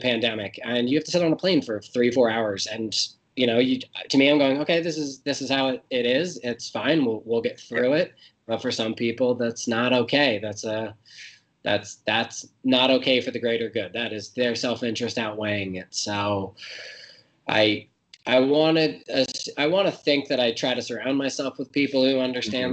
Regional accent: United States; I'm an American

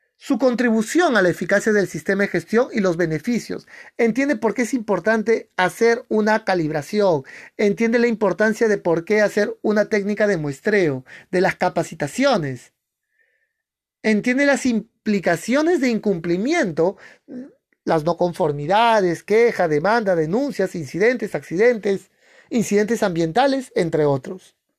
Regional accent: Peru; en mi país, en Perú, se hace una vez al año

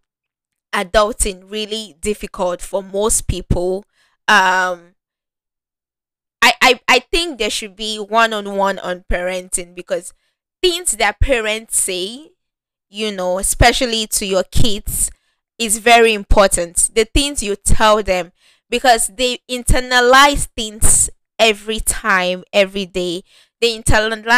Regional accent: Nigeria; I'm Nigerian

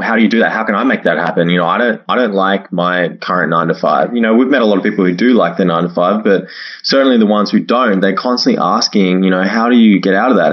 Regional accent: Australia; moved away as an adult; also born or lived in China / Toronto; I was at home uh, in Australia, in my hometown

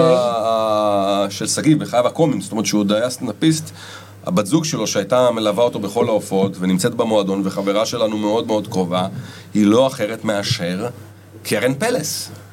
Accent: Ramat Gan, Tel Aviv District, Israel; גדלתי ברמת גן

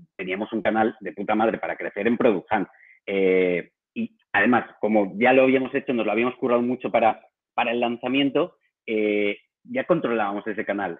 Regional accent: Valencia, Valencian Community, Spain; moved away as an adult; also born or lived in Barcelona; Yo soy de Valencia

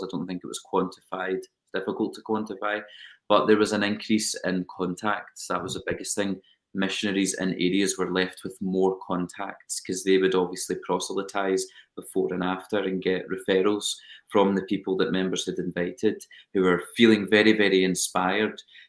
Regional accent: Scotland, United Kingdom; accent: British; also born or lived in United States; I am Scottish, but I feel very, very, very, very Dutch

